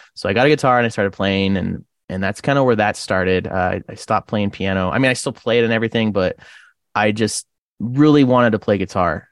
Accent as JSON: {"language": "English", "town": "Rathdrum", "region": "Idaho", "country": "United States", "tie": "born or raised there", "also_born_or_lived": "Creston, British Columbia, Canada / Port Hill, Idaho", "lives_now": "Coeur d'Alene, United States", "said": "I used to live in a smaller town called Rathdrum for most of my childhood"}